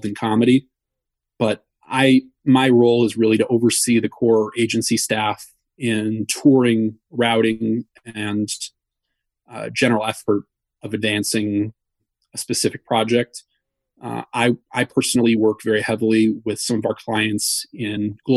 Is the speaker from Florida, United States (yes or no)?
no; Wisconsin, United States; now in New York, United States; I grew up in Wisconsin